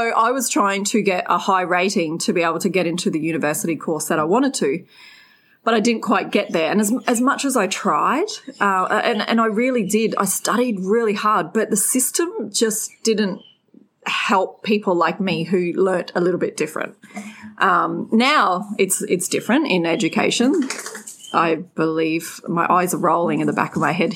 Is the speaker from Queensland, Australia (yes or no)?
yes; Redcliffe, Queensland, Australia; I grew up in Brisbane, a beautiful place called Redcliffe, sleepy little town back then